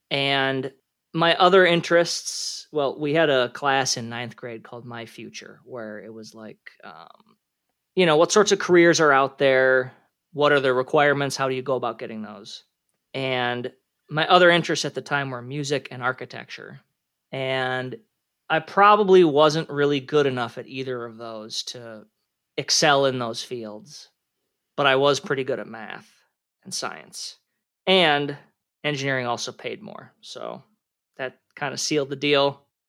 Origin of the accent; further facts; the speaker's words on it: Minnesota, United States; So I grew up in the Twin Cities area of Minnesota. I went to the University of Minnesota Twin Cities, class of 2009 for my undergrad.